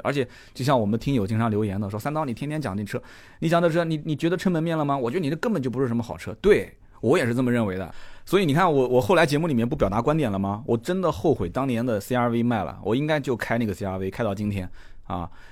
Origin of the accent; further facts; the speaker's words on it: Nanjing, Jiangsu, China; 我们南京人讲混得挺妖的，就是混得挺好